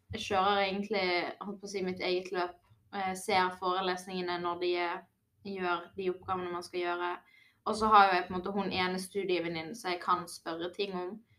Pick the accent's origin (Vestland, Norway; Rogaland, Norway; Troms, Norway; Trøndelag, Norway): Vestland, Norway; Bergen; Jeg kommer jo fra Bergen og studerer i Bergen, så jeg har jo allerede en stor vennekrets fra før av